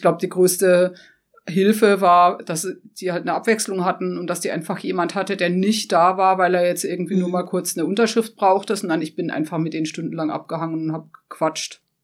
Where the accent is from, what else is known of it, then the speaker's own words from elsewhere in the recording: Black Forest, near Holzbachtal, Baden-Württemberg, Germany; dass es meine Heimat war. Also ich kannte jedes Eck dort. Also ich komme zwar von ungefähr zwölf Kilometern entfernt